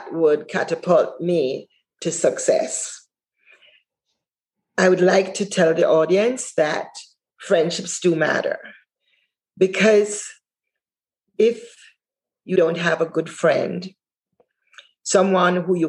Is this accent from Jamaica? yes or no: yes; Jamaica; moved away as an adult; now in United States; when I came from Jamaica, I never had a mentor there except my parents